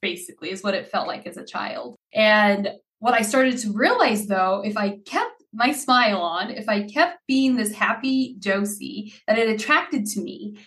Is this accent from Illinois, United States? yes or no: no; Idaho, United States; English is a second language; also born or lived in Haiti; I was born in Haiti and we immigrated to the United States in 93. I would have been 6 years old then. We came to a little town in Idaho.